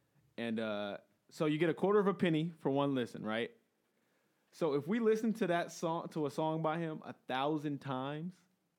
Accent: Inglewood, California, United States; I'm from Inglewood.

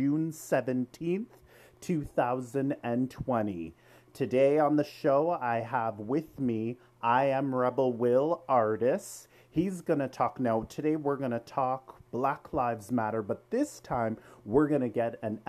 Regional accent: Canada; I'm from Canada

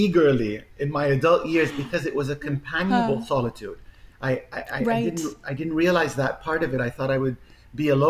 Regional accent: Egypt; moved away; I grew up, I was born in Egypt.

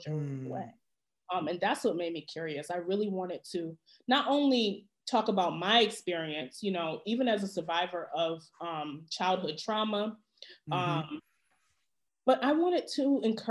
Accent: Connecticut, United States; when I was a young person growing up in Connecticut

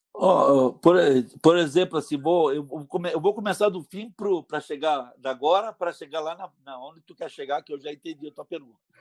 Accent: Bento Gonçalves, Rio Grande do Sul, Brazil; now in Caxias do Sul, Brazil; eu, sou de Bento Gonçalves. Quando eu vim morar em Caxias

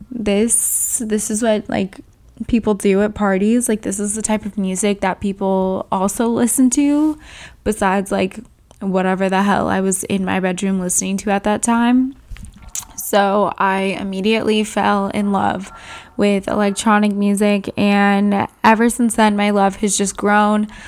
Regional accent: Southern California, United States; moved away as an adult; now in Arizona, United States; I'm originally from Southern California

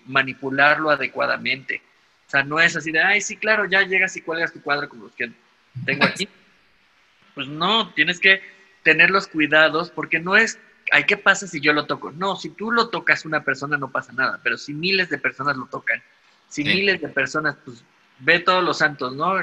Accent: Mexico; nosotros como mexicanos

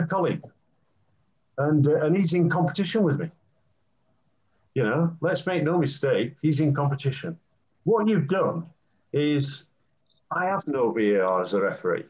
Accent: England, United Kingdom; I'm an Englishman

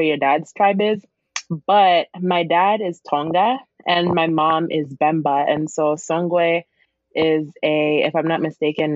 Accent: Grand Rapids, Michigan, United States; also born or lived in Lusaka, Zambia / Berrien Springs, Michigan; I came here when I was 3 years old

